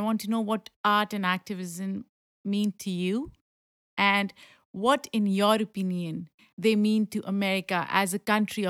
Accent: Lahore, Punjab, Pakistan; now in New York, United States; And now New York is home. Like, I've lived in the US for more than a decade, but in New York specifically 10 years.

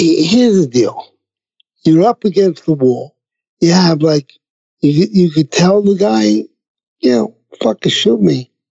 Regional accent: New York City, New York, United States; I come from Brooklyn

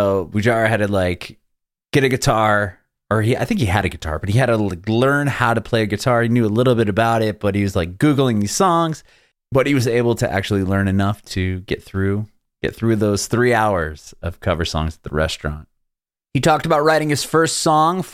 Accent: San Diego, California, United States; I'm originally from San Diego

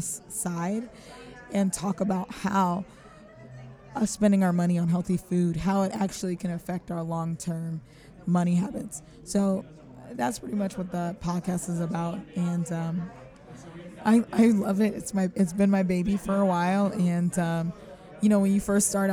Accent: California, United States; now in Philadelphia, United States; I'm from California originally

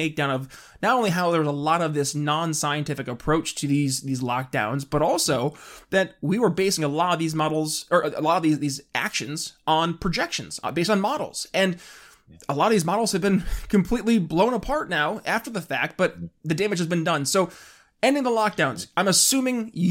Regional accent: New York, United States; moved away; my home state originally of New York

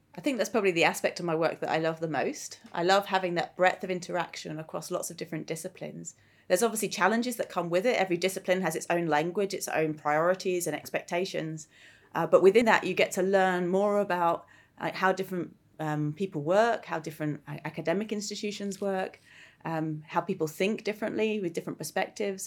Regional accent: Greenwich, London, United Kingdom; growing up in Greenwich

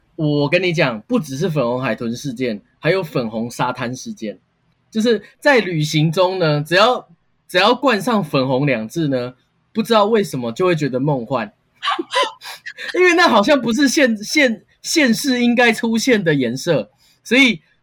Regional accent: Taiwan; 我们台湾人

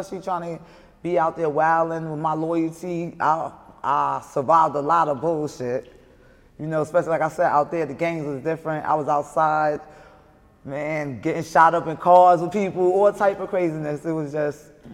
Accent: New York City, New York, United States; accent: heavy accent; I'm from Brooklyn, Brownsville.

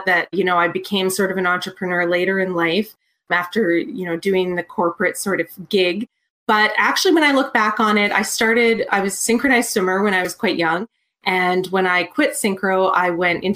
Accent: Edmonton, Alberta, Canada; I'm from Edmonton, Alberta, Canada

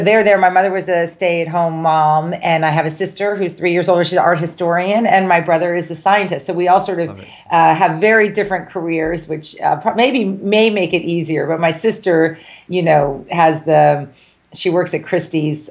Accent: Los Angeles, California, United States; moved away as an adult; now in Boston, United States; I'm from California. I grew up a beach volleyball player, in Los Angeles.

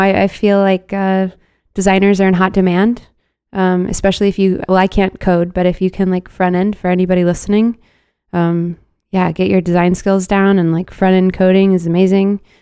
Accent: Dallas, Texas, United States; I'm from Dallas, and, like, being in Texas

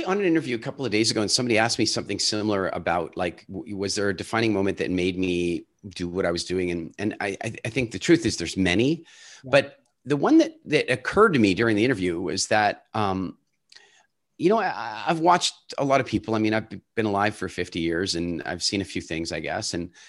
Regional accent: Canada; also born or lived in South Africa / Ireland / England / Turks and Caicos; I was born in South Africa and largely grew up in Canada, but since then I've lived all over the world, Ireland, England, Turks and Caicos, Dominican Republic.

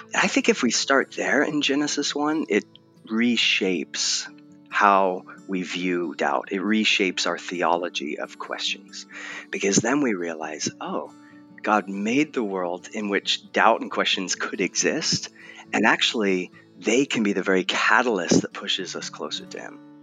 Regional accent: Southern California, United States; also born or lived in England; now in Portland, United States; I was born in England, although you'd never guess it based on my accent, um, and then raised in Southern California

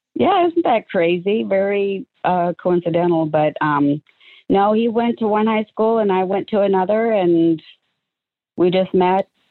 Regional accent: Waterloo, Iowa, United States; moved away as an adult; also born or lived in Omaha, Nebraska; both … and I and our kids were both born in uh, Waterloo, Iowa

